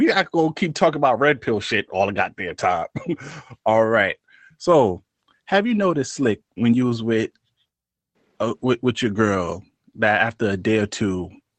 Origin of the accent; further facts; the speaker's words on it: New York City, New York, United States; You know, I'm from Brooklyn.